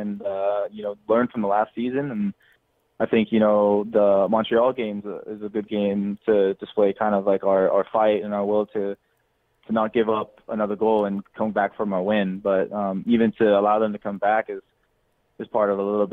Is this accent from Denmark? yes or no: yes; Denmark; now in United States; I grew up in Denmark